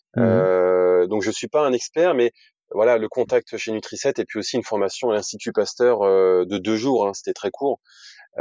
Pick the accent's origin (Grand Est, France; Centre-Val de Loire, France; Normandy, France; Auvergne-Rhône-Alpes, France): Normandy, France; moved away as an adult; also born or lived in Lille; je suis normand d'origine, j'ai grandi entre Évreux et Rouen